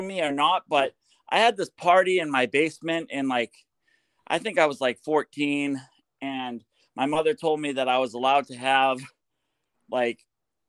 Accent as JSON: {"language": "English", "town": "Portsmouth", "region": "New Hampshire", "country": "United States", "tie": "born or raised there", "also_born_or_lived": "Greenland, New Hampshire", "moved": "as an adult", "lives_now": "Portland, United States", "said": "I live in Portland, like near Portland now. I'm from Portsmouth"}